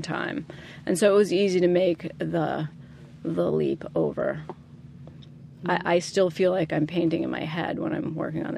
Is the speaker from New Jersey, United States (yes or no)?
yes; New Jersey, United States; I grew up in New Jersey